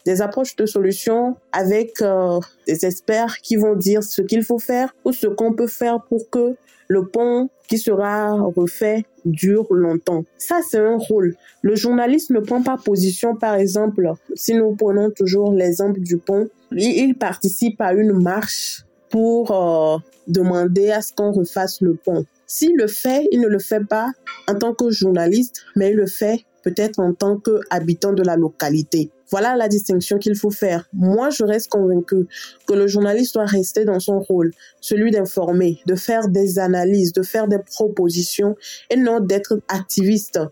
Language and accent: French; Togo; Je réside au Togo. Je suis togolaise.